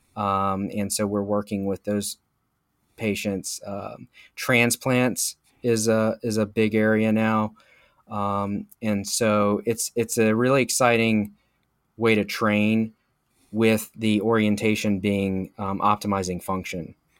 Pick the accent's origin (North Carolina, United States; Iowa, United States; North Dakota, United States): North Carolina, United States; Charlotte; also born or lived in St. Louis, Missouri; Moved back to Charlotte, North Carolina, where I had gone to high school and lived for most of my life